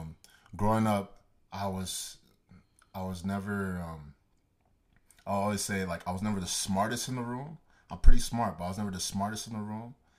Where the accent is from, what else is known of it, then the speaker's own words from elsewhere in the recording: Dallas, Texas, United States; also born or lived in Nigeria; I was born and raised in Dallas, Texas, Garden specifically, and, um, I'm Nigerian, uh, Igbo boy